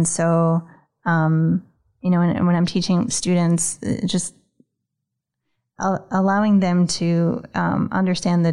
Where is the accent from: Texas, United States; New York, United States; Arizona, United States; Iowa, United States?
New York, United States; moved away as an adult; now in Boston, United States; I grew up in New York, and when I moved here, I originally came for graduate school